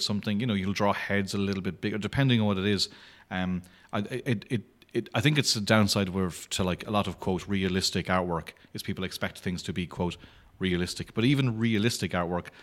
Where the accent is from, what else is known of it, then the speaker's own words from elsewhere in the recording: Clare, Munster, Ireland; I'm from Clare